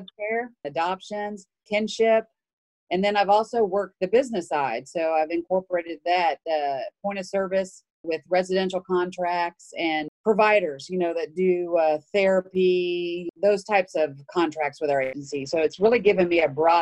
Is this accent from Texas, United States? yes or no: yes; Houston, Texas, United States; also born or lived in Spring, Texas; I am from Houston. I live currently in Spring.